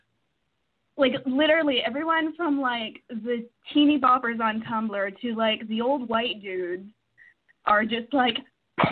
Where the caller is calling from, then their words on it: Edmonton, Alberta, Canada; I'm calling from Edmonton, Canada